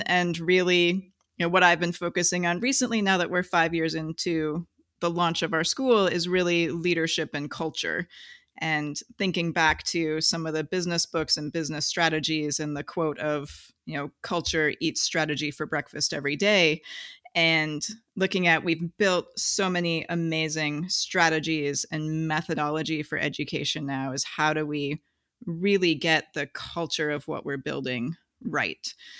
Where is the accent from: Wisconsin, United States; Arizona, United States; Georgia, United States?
Wisconsin, United States; I did not. I grew up in Wisconsin.